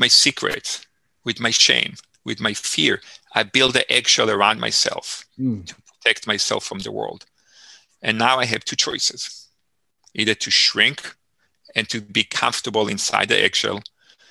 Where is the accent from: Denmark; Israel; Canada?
Israel; moved away; I grew up in Israel, as I shared earlier, and I grew up in a farm living style. It's called the kibbutz.